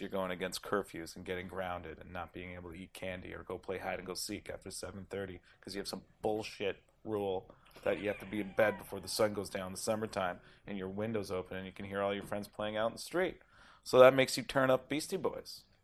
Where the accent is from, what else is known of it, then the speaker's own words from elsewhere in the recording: Toronto, Ontario, Canada; I'm from Toronto